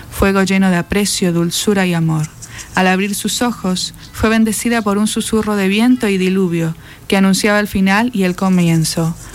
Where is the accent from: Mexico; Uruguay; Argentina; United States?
Argentina; Barranqueras, Chaco; yo pasé mi niñez en Barranqueras